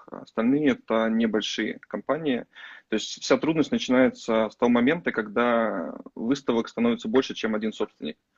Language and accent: Russian; Saratov, Saratov Oblast, Russia